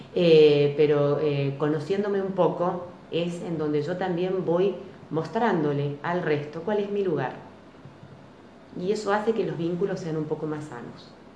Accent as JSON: {"language": "Spanish", "town": "General Alvear", "country": "Argentina", "said": "me fui a trabajar a mi lugar de origen, General Alvear, que es de donde yo vengo"}